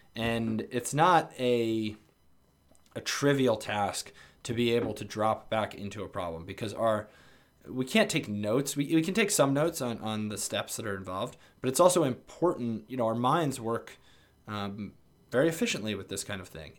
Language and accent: English; New York area, United States; moved away; growing up in the New York area